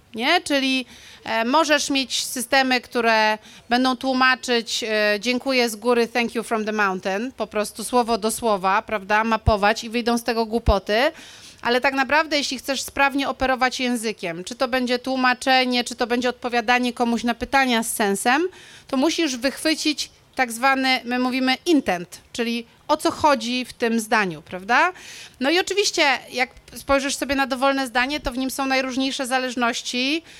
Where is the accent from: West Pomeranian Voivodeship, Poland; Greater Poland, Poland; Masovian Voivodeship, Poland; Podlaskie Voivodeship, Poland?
West Pomeranian Voivodeship, Poland; Szczecin; moved away; ja chodziłam do dwójki e, na e, Wałach Chrobrego, jeśli chodzi o liceum